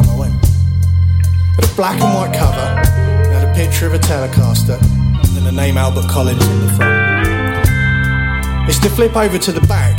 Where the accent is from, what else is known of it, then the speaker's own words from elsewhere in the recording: London, United Kingdom; I'm from London, England.